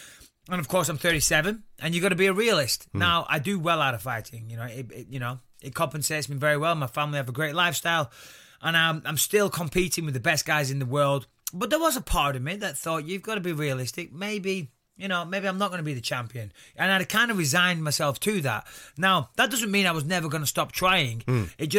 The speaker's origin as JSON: {"language": "English", "region": "North West England", "country": "United Kingdom", "accent": "Northwest slang"}